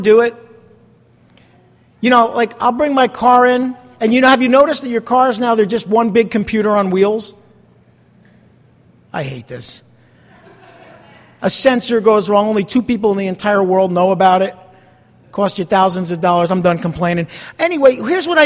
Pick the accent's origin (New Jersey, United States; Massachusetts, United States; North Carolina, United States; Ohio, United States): New Jersey, United States; East Rutherford; moved away; I grew up across the river right there in East Rutherford